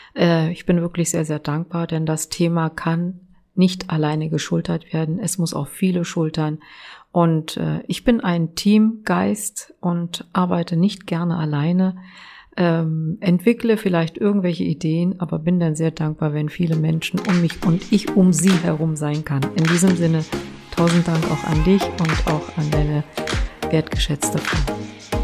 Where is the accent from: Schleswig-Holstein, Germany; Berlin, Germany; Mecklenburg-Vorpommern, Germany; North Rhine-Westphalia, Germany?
Berlin, Germany; also born or lived in Kilis, Turkey; ich bin eine Berlinerin und ich bin auch eine deutsche Politikerin und habe einen muslimischen Hintergrund, habe einen türkischen Namen.